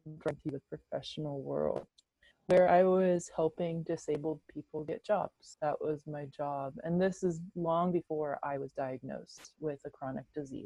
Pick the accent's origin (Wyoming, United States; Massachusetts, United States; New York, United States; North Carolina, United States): North Carolina, United States; Oriental; I grew up in Eastern North Carolina in the United States in a tiny town called Oriental.